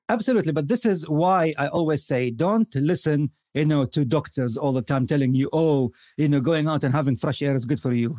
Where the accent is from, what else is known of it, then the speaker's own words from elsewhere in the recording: Khobar, Eastern Province, Saudi Arabia; As young boys growing up in the Eastern Province